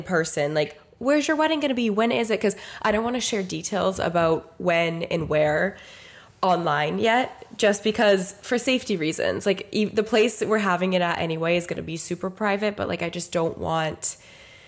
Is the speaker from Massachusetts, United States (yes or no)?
yes; Dennis, Massachusetts, United States; now in Boston, United States; We're from Dennis